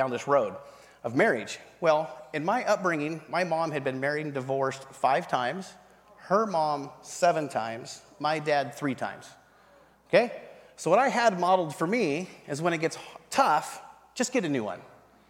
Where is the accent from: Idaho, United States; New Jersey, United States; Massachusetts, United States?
Idaho, United States; North; also born or lived in eastern Washington; I was raised in North Idaho. In the top north part of eastern Washington and north Idaho.